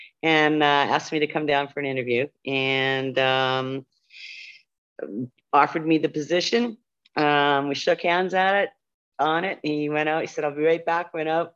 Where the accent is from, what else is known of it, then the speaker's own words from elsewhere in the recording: Ontario, Canada; moved away as an adult; also born or lived in Manitoba / Tyendinaga, Ontario; I'm originally from Ontario, but I lived in Manitoba for a number of years.